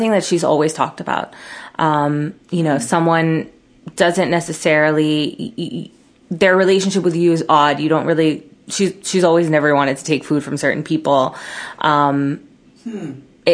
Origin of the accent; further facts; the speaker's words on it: Miami, Florida, United States; Growing up in Miami